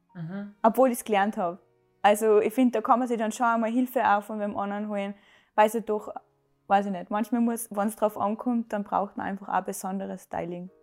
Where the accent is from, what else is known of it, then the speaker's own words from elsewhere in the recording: Salzburg, Austria; ich bin 25, ich komme aus Salzburg